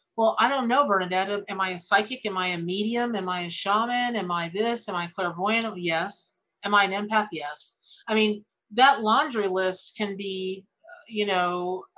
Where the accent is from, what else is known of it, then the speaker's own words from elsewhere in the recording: Florida, United States; I grew up in Florida